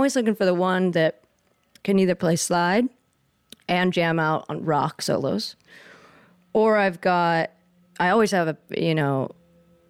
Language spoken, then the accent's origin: English; the Northwest, Pacific Northwest, United States; I grew up in the Northwest